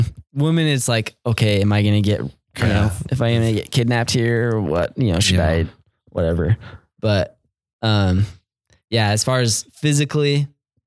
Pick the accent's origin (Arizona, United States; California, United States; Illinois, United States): Arizona, United States; Mesa; living in Mesa, growing up in Mesa, basically mini Utah